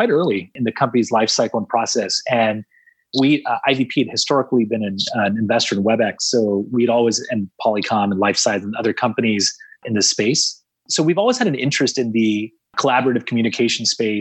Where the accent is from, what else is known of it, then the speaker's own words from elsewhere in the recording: San Jose, California, United States; I'm from San Jose